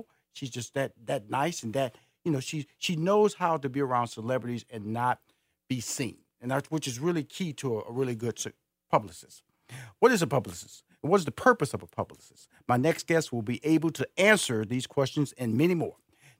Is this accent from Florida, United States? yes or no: no; Houston, Texas, United States; also born or lived in New York / Los Angeles / Chicago; now in Atlanta, United States; Hey, I'm originally from Houston, Texas. I lived in New York for 2 years. Then I moved to L.A., lived in L.A. for 15 years. And I moved back to New York, lived there for 2 years, and eventually settled into Atlanta, Georgia.